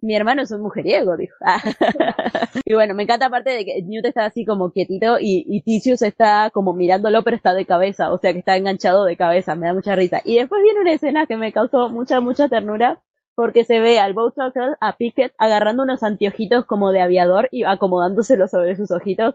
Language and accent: Spanish; Argentina; en mi país, en Argentina